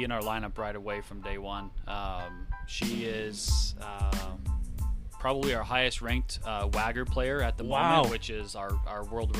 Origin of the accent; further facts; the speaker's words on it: Albuquerque, New Mexico, United States; In Albuquerque.